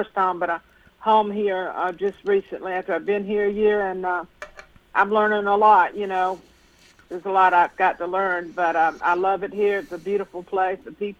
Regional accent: Dublin, Georgia, United States; moved away as an adult; now in Tennessee, United States; Well, I'm from Dublin, Georgia originally

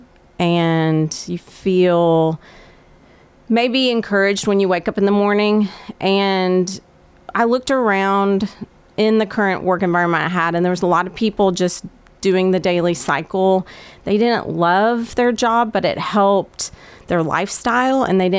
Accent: Murfreesboro, Tennessee, United States; I was born in Murfreesboro and played soccer at Riverdale, graduated in 1998

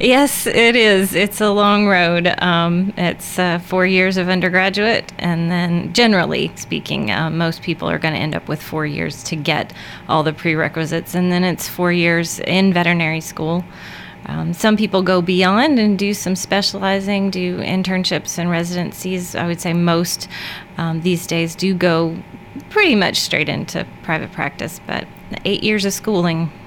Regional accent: Murfreesboro, Tennessee, United States; moved away as an adult; also born or lived in Pennsylvania; I grew up in Murfreesboro, practiced in uh, a couple places, the longest in Pennsylvania for 11 years, and moved home four years ago.

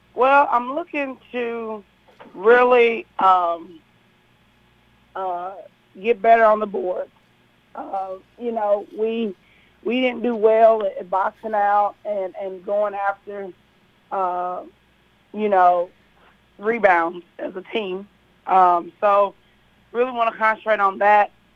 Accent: Kentucky, United States; now in Tennessee, United States; I'm from Kentucky

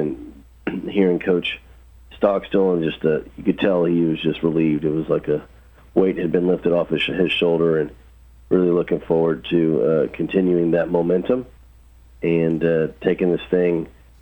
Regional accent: Houston, Texas, United States; moved away as an adult; also born or lived in Indiana / Arizona / New Mexico; now in Murfreesboro, United States; I grew up in Houston, Texas.

